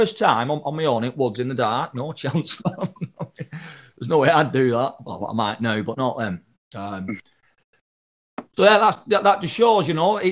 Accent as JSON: {"language": "English", "region": "the north of England", "country": "United Kingdom", "tie": "born or raised there", "moved": "yes", "said": "I went back to my hometown in Northern England"}